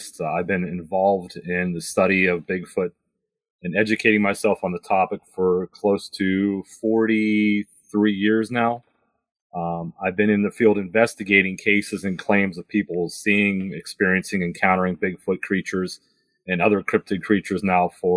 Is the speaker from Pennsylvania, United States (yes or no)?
yes; Pennsylvania, United States; in Pennsylvania, my home state here